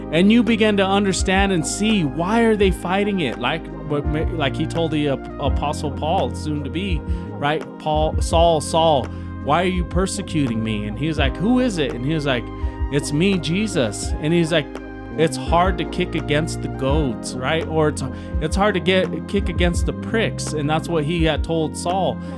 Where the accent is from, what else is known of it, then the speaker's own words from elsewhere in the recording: Denver, Colorado, United States; moved away as an adult; also born or lived in Brighton, Colorado; I ended up moving to Brighton, Colorado when I was from South Denver